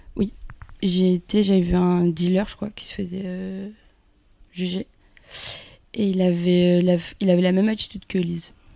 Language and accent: French; Kabylie, Algeria; moved away; Je suis née en Algérie et euh, dans un petit village, donc euh, nous on, parle vraiment plus kabyle